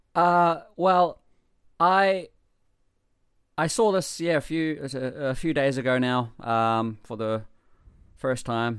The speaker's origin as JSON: {"language": "English", "country": "New Zealand", "moved": "as an adult", "lives_now": "Japan", "said": "I am in Japan from New Zealand"}